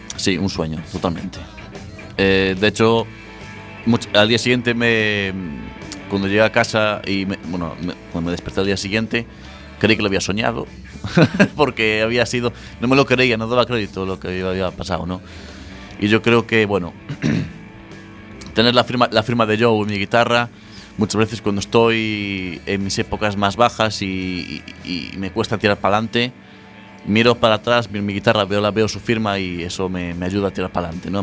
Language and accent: Spanish; Ferrol, Galicia, Spain; moved away as an adult; now in A Coruña, Spain; yo soy de Ferrol cuando llevo cuatro años viviendo en Coruña